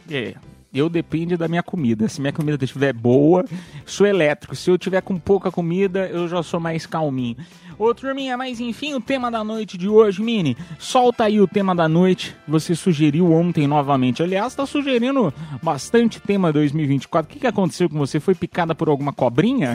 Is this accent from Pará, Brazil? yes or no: no; Piedade, São Paulo, Brazil; sou de Piedade, interior de São Paulo